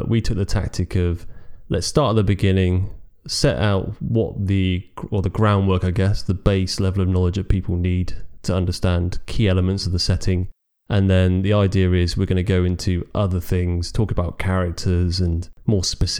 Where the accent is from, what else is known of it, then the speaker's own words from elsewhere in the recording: United Kingdom; Well, we are British.